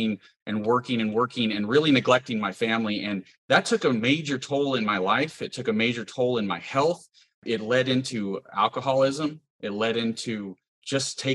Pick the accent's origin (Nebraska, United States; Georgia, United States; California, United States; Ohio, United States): California, United States; Porterville; moved away as an adult; now in Indiana, United States; I grew up in Porterville, California, into a farming family